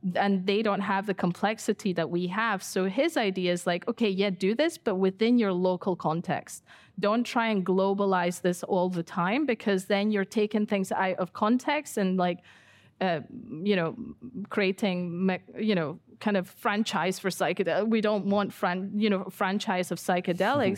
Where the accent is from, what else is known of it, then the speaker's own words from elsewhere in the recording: Ecuador; now in United Kingdom; I grew up in Ecuador for ten years and I've been in the U K for twenty-five years